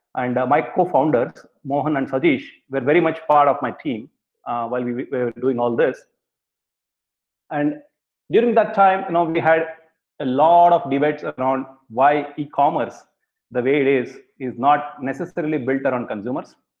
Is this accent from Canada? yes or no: no; Bangalore, Karnataka, India; I grew up in Bangalore in India